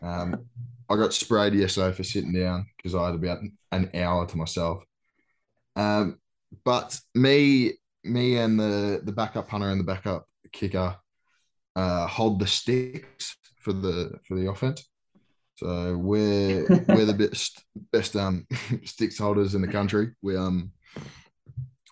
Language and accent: English; Australia; moved away as an adult; now in United States; I'm Australian